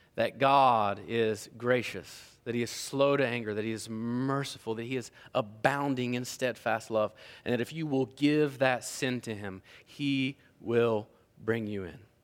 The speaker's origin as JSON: {"language": "English", "region": "Appalachia", "country": "United States", "tie": "born or raised there", "said": "growing up where I grew up in Appalachia"}